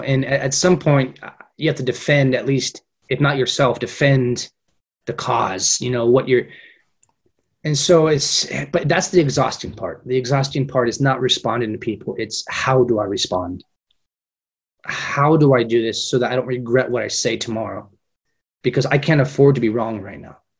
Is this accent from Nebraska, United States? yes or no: no; Fresno, California, United States; moved away as an adult; now in Madrid, Spain; When I was a kid growing up in Fresno, Fresno's a very multicultural community.